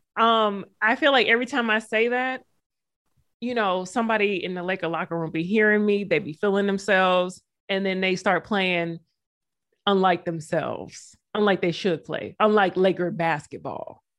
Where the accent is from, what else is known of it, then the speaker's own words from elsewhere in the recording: the South, United States; I'm from the South.